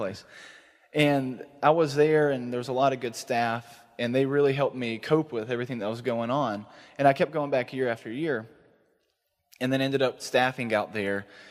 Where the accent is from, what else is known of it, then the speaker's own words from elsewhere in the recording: East Texas, United States; moved away as an adult; now in Dallas, United States; I'm actually from East Texas